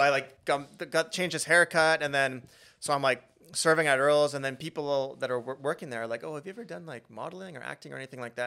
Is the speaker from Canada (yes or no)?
yes; Beaumont, Alberta, Canada; now in Vancouver, Canada; growing up in Beaumont, we had really good childhoods